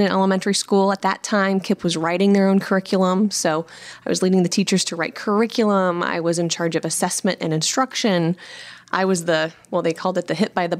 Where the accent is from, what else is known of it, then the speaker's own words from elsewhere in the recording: Iowa, United States; I am originally from Iowa